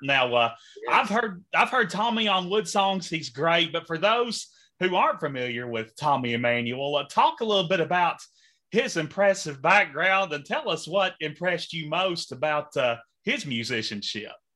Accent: Henderson, Kentucky, United States; I'm from Henderson, just a little oh. bit northwest of there

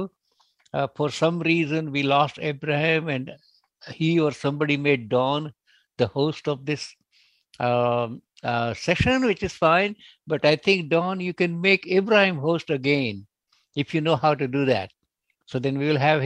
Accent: India; moved away; I'm also originally from India

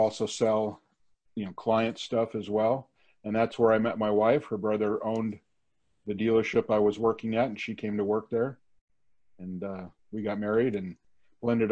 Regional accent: Los Angeles, California, United States; also born or lived in Simi Valley; I grew up in Van Nuys

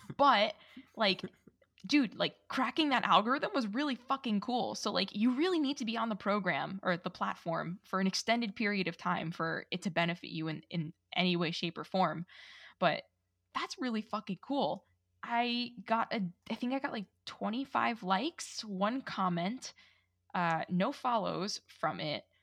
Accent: New York, United States; I'm Italian and from New York

